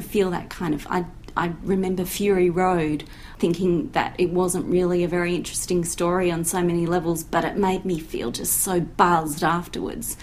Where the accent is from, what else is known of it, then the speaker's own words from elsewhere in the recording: Australia; I'm speaking as an Australian